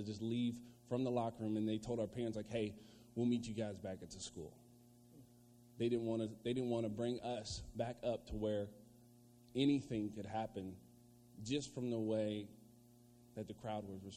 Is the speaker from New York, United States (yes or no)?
no; Virginia, United States; I'm from Virginia